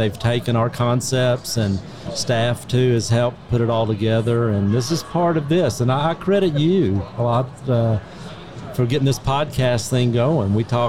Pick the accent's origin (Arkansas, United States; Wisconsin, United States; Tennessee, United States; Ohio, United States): Arkansas, United States; I'm from Arkansas, but they've kind of adopted me here in Texas.